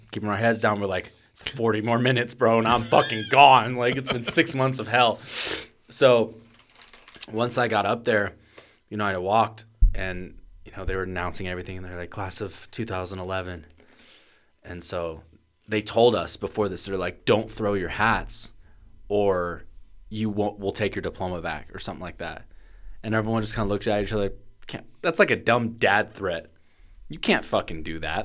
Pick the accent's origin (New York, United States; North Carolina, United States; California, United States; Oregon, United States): Oregon, United States; Portland; growing up in Portland